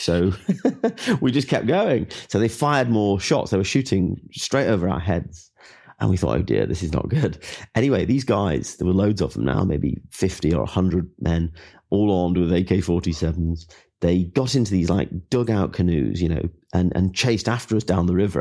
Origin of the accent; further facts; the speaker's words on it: England, United Kingdom; I'm from England